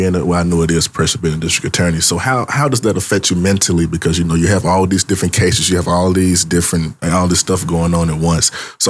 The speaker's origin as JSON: {"language": "English", "area": "McDonald Chapel area, Jefferson County", "region": "Alabama", "country": "United States", "said": "I'm from Ernie. So, I'd be at McDonald Chapel."}